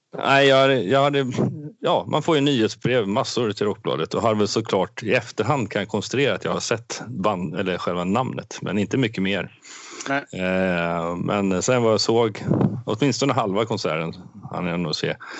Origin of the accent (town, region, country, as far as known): Sweden